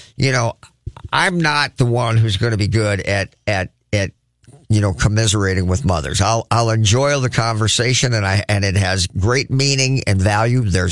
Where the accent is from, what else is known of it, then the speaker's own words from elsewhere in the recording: United States; as an American